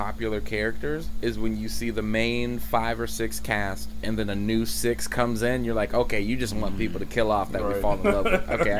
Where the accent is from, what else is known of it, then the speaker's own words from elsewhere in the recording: Anaheim, California, United States; I'm born and raised in California, like literally in Anaheim by Disneyland.